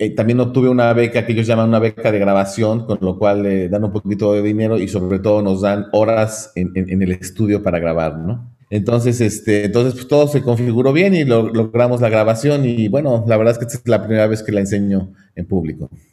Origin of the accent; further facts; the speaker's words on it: Mexico; moved away as an adult; nací en México y formado en México